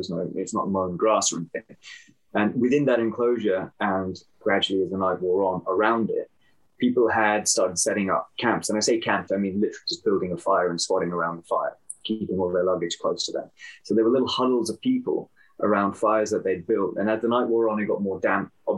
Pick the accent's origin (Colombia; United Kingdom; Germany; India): United Kingdom; I'm British Pakistani